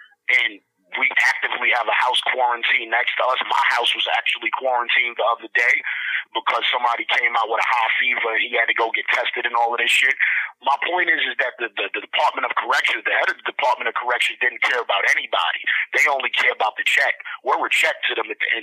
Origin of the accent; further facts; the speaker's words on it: Honduras; I'm from Honduras. I'm a black Honduran American.